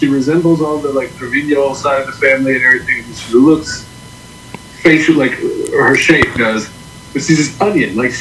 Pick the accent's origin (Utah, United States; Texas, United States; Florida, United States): Texas, United States; I'm from Texas